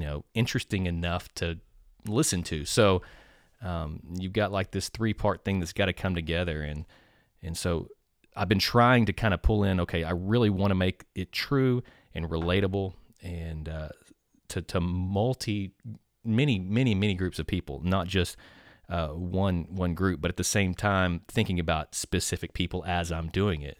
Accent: Nacogdoches, Texas, United States; I am from Nacogdoches, so, uh, my roots run very deep in this, uh, community

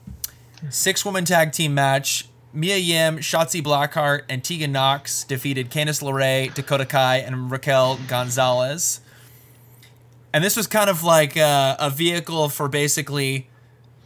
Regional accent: Welsh, Wales, United Kingdom; being a Welsh guy

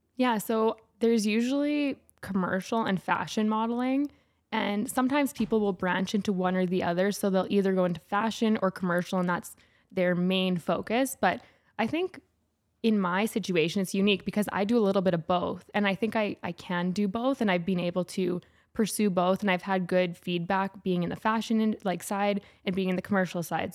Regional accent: St. Albert, Alberta, Canada; also born or lived in Edmonton; I grew up in Saint Albert, which is a small city outside of Edmonton

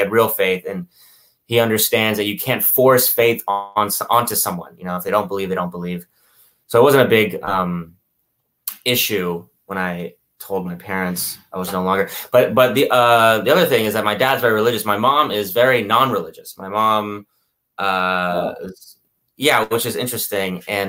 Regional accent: Houston, Texas, United States; born there; But yeah, I was born in Houston to parents.

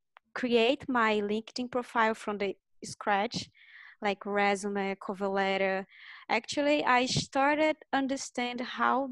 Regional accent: Brazil; moved away as an adult; now in Toronto, Canada; I'm from Brazil, mm-hmm. and I'm currently living in Toronto, Canada.

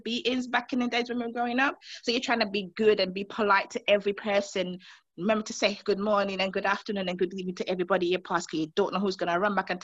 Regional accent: Montserrat; moved away; coming from growing up in the Caribbean, especially Montserrat

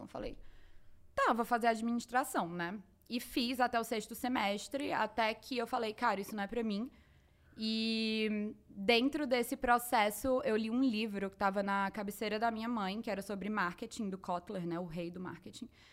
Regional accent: Fortaleza, Ceará, Brazil; nasci em Fortaleza, Ceará, minha terra.

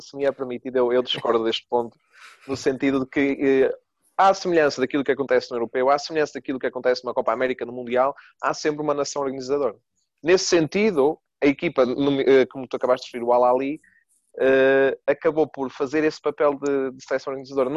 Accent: Portugal; Sendo português

